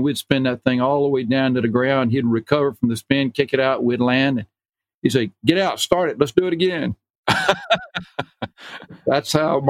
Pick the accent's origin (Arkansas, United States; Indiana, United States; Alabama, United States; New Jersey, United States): Alabama, United States; Enterprise; accent: southern; moved away as an adult; also born or lived in Auburn, Alabama / Maryland; you can tell from my accent, you know, that I came from down south. Born and raised in Alabama, Enterprise, Alabama. I went to school at Auburn, became a pharmacist, moved up to the Maryland area in 1971 to work at Johns Hopkins for an internship.